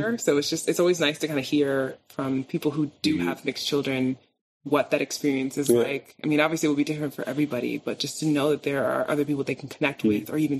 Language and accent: English; New York, United States; now in Iceland; I'm from New York, right? Mm-hmm. And I very much am attached to, I'm a New Yorker.